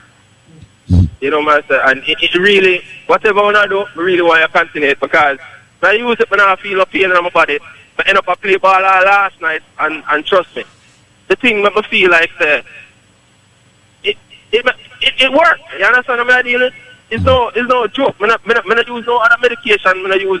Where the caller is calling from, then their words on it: Poughkeepsie, New York, United States; Yeah, Poughkeepsie.